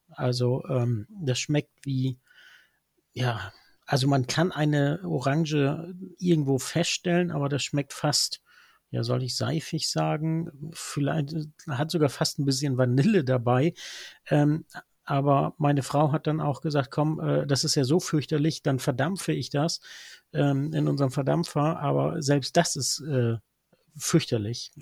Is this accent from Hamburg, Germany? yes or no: no; Norderney, Lower Saxony, Germany; als gebürtiger Norderneier